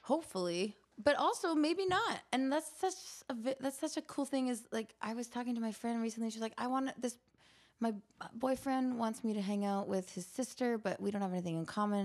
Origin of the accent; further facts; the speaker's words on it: Canada; I grew up in Canada and we all do very many winter sports